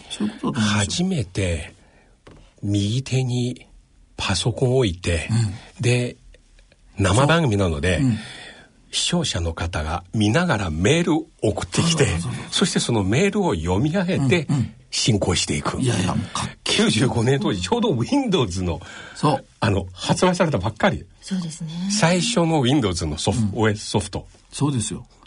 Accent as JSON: {"language": "Japanese", "region": "Fukuoka", "country": "Japan", "tie": "born there", "said": "僕はね、福岡です。"}